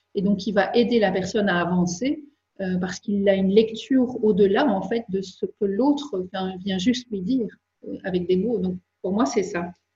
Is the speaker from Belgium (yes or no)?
yes; Belgium; je suis belge